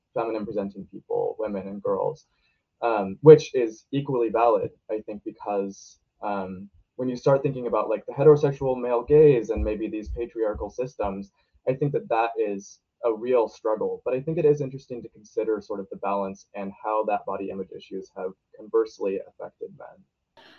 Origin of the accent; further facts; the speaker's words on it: Portland, Oregon, United States; I'm a senior in high school and also in the Portland metro area.